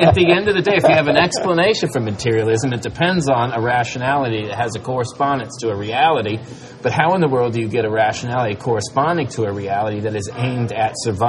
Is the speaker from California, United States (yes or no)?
no; Virginia, United States; I grew up in Virginia.